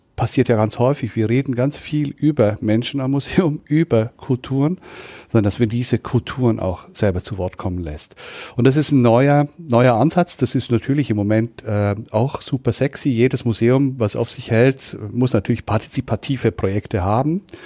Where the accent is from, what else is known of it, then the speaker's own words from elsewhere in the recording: Switzerland; now in Nuremberg, Germany; Ich bin Schweizer, ich habe auch Migrationshintergrund